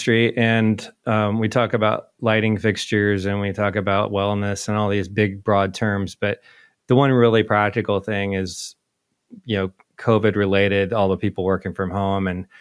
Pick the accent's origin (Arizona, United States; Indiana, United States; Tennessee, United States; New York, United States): Indiana, United States; Indianapolis; very close to where I grew up, actually, in Indianapolis